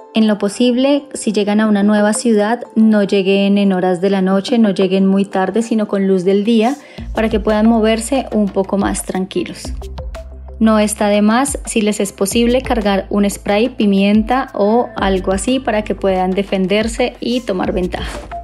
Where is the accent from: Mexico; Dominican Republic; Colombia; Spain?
Colombia; soy de Colombia